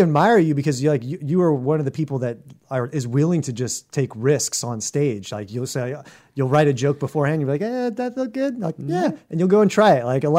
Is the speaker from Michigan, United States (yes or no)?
no; Seattle, Washington, United States; I'm from Seattle.